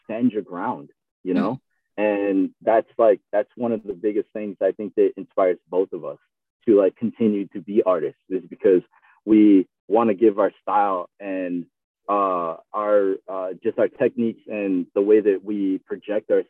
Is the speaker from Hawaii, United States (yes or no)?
yes; Maui, Hawaii, United States; moved away; also born or lived in Bay Area, California; I'm from Maui.